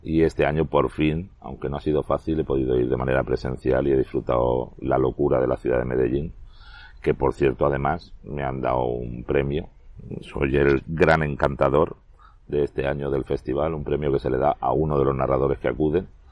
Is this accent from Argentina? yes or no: no; Elche, Valencian Community, Spain; also born or lived in Cartagena / A Coruña; Desde los 11 años estoy aquí. Me considero bastante ilicitano